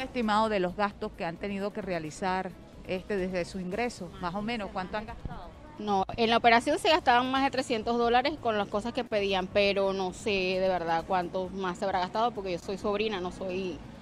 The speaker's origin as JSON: {"language": "Spanish", "country": "Venezuela", "said": "Yo tampoco soy de aquí, yo soy de Santa Cruz de Bucarán"}